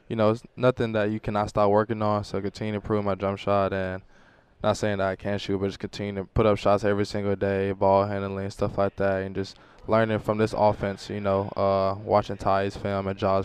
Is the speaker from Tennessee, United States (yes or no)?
yes; Memphis, Tennessee, United States; me playing in my hometown